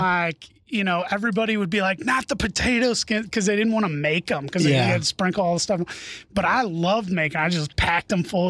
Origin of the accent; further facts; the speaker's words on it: St. Louis, Missouri, United States; I'm from St. Louis.